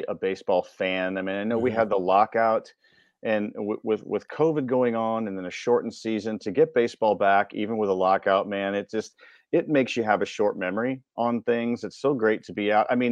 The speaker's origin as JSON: {"language": "English", "town": "Chicago", "region": "Illinois", "country": "United States", "tie": "born or raised there", "said": "I'm from Chicago and grew up going to games at Wrigley Field."}